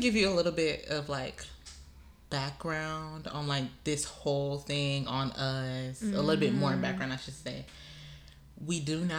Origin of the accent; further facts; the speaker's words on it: Pembroke Pines, Florida, United States; I'm 23 years old. I was born and raised in, I guess, Miami, Florida, to people who are not from here. If you're from Miami, I was born and raised in Pembroke Pines.